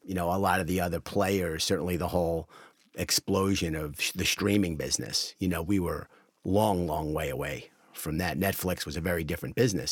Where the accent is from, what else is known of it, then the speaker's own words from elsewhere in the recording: United States; As an American